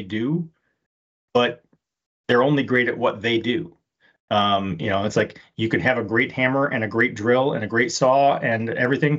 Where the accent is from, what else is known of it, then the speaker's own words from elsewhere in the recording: Detroit, Michigan, United States; I grew up in Detroit